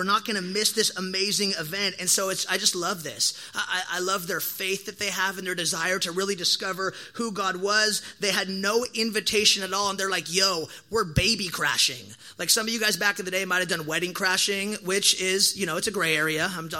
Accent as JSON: {"language": "English", "region": "Oregon", "country": "United States"}